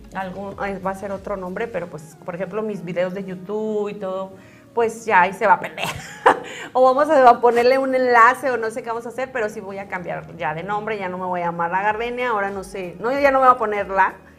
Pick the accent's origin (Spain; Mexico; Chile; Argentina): Mexico; Zacatecas; moved away; allá en Zacatecas, en mi tierra natal